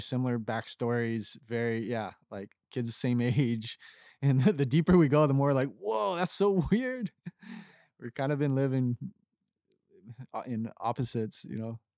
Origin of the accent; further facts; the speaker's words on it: Kauai, Hawaii, United States; moved away as an adult; also born or lived in Costa Rica; now in Florida, United States; I grew up in Kauai